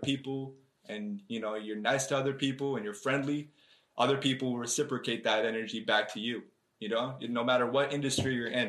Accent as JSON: {"language": "English", "town": "East Brunswick", "region": "New Jersey", "country": "United States", "tie": "born or raised there", "also_born_or_lived": "Bayonne", "said": "I mean, I came from East Brunswick. I was actually born in Bayonne, New Jersey, so that's North Jersey right there."}